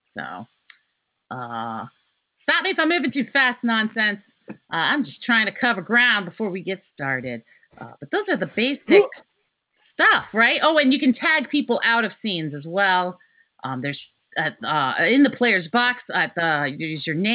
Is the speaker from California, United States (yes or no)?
no; Richmond, Virginia, United States; I am from Richmond, Virginia